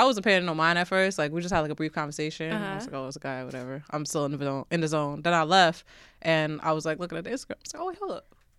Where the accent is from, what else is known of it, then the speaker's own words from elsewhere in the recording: Uniondale, New York, United States; moved away as an adult; now in Brooklyn, United States; And growing up in New York, you know, it's just mad eclectic, so you influenced by everything.